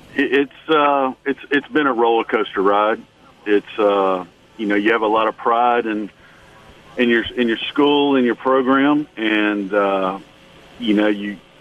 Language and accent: English; Baton Rouge, Louisiana, United States; I grew up in Baton Rouge and went to Catholic high school